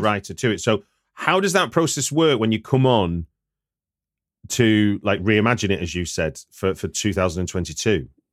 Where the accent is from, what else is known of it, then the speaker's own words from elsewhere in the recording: Manchester, North West England, United Kingdom; I'm a Manchester boy